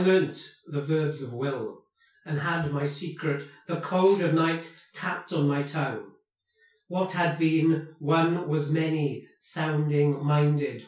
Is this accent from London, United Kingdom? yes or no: no; Welsh, Wales, United Kingdom